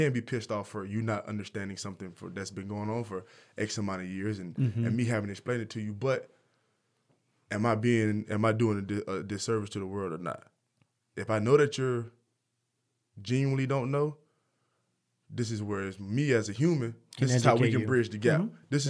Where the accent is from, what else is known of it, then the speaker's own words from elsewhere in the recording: the South, United States; Because I'm from the South.